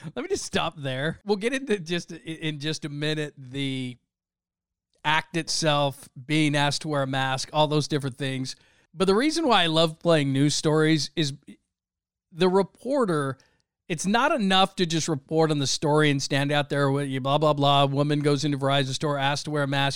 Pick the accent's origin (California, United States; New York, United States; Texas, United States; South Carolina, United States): California, United States; Southern; I grew up in Southern California, it was, we went to the beach every week